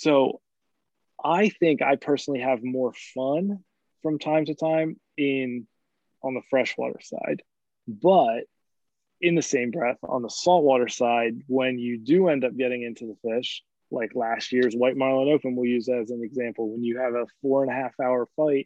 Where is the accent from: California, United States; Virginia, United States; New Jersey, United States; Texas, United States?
New Jersey, United States; Ocean City; I grew up in Ocean City, New Jersey, my entire life